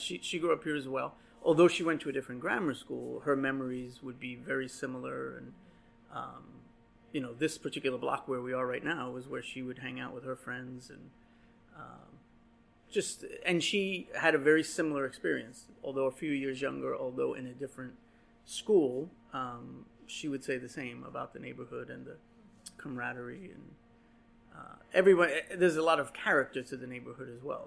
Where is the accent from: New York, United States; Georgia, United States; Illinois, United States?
New York, United States; New York City; I was born here in 1975. I was born on Skillman Avenue, uh, where well, I was born in the hospital, but my family lived on Skillman Avenue, where my mother still lives today.